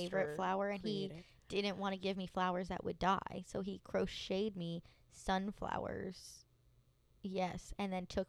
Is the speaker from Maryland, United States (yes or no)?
yes; Baltimore, Maryland, United States; I grew up in Baltimore